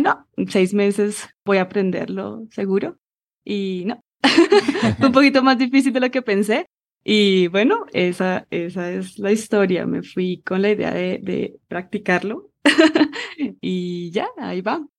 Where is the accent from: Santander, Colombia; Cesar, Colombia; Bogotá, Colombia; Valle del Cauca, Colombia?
Bogotá, Colombia; accent: Rola; moved away as an adult; also born or lived in England; Nací en la ciudad de Bogotá, crecí acá, estudié acá